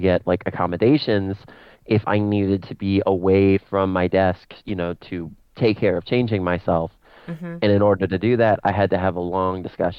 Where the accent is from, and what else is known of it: United States